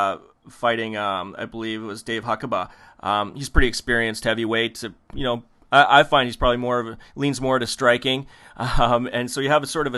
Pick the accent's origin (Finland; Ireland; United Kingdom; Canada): Canada; we're Canadian